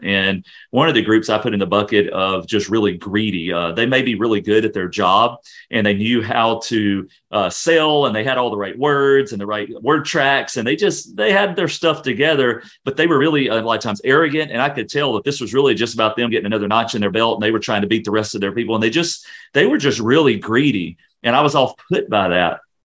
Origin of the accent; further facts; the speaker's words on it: Louisiana, United States; moved away; I'm originally from Louisiana